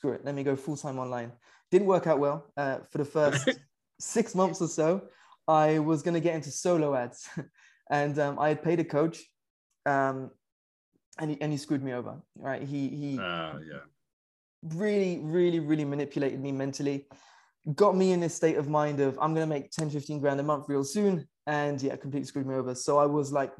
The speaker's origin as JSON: {"language": "English", "country": "United Kingdom", "moved": "yes", "said": "I'm originally from the UK. You can probably tell from the accent"}